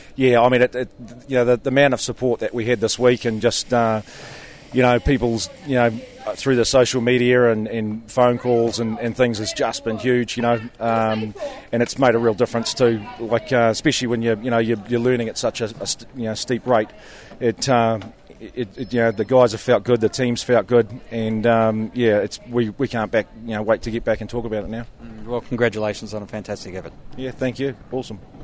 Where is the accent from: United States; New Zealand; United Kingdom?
New Zealand